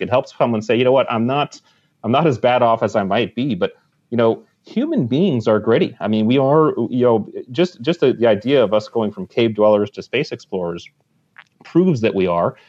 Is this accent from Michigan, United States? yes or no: no; Connecticut, United States; I grew up in Connecticut, right on the water, and I was a water rat since I was a kid